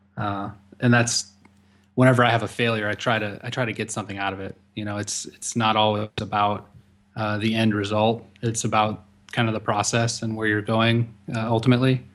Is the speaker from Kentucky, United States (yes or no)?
no; St. Louis, Missouri, United States; working for another college back in my hometown, Saint Louis